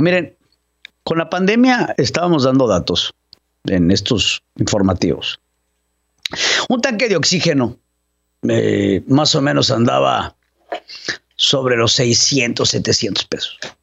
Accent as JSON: {"language": "Spanish", "country": "Mexico", "said": "como mexicanos que somos"}